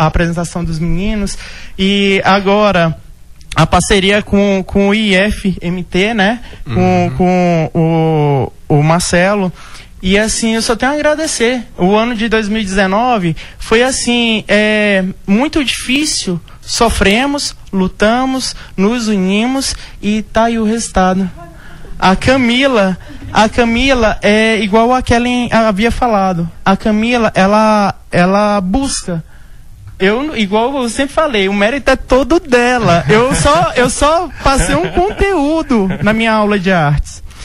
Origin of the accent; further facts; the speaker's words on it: Tocantins, Brazil; moved away as an adult; now in Vila Rica, Brazil; eu sou do Tocantins